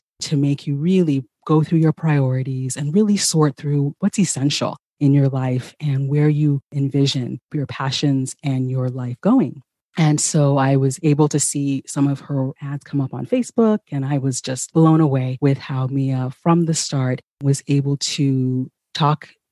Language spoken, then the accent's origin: English; California, United States; also born or lived in Ghana; I am originally from Ghana myself and grew up here in California